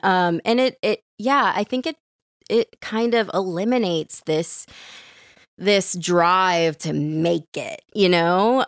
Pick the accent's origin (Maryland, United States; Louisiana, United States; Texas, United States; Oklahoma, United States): Louisiana, United States; New Orleans; moved away; I grew up in New Orleans